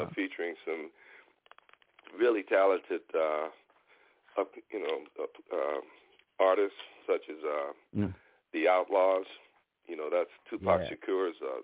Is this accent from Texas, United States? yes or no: yes; Houston, Texas, United States; moved away as an adult; now in Los Angeles, United States; Born and raised in Houston, Texas